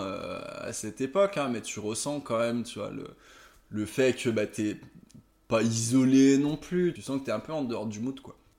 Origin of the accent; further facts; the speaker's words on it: Aix-les-Bains, Auvergne-Rhône-Alpes, France; also born or lived in Chambéry; je viens de Chambéry, j'ai grandi à, à Aix-les-Bains pendant un certain nombre d'années